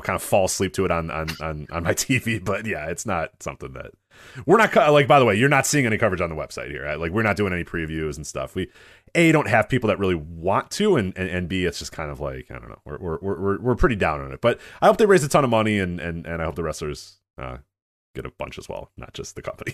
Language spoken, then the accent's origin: English; Chicago, Illinois, United States; I grew up watching you in Chicago